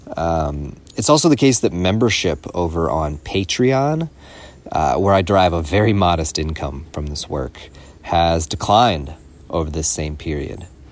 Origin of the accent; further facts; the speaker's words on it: Louisville, Kentucky, United States; moved away as an adult; now in California, United States; I felt very isolated and alienated in my hometown of Louisville, Kentucky